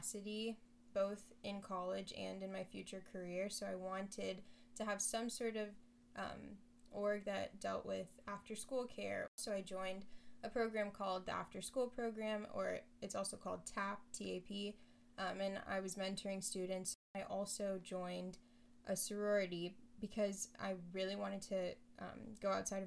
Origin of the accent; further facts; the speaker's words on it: Miami, Florida, United States; moved away as an adult; also born or lived in Nashville, Tennessee; I'm a Miami native. I'm Haitian American, so both of my parents are from Haiti.